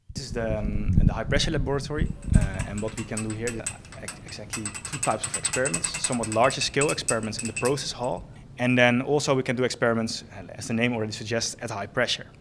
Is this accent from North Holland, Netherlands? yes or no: yes; Bergen, North Holland, Netherlands; moved away; also born or lived in Enschede; I'm originally from, uh, Bergen near Alkmaar in, uh, Noord-Holland